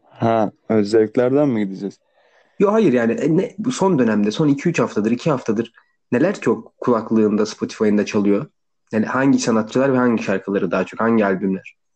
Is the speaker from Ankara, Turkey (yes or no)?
no; İzmit, Kocaeli, Turkey; İzmitlisin. İzmitliyim değil mi? Aynen.